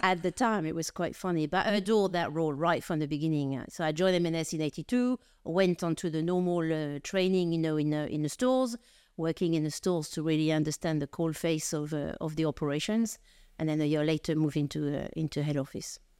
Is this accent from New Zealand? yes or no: no; France; accent: French; now in United Kingdom; I'm French of origin, as you probably gather from, uh, from my accent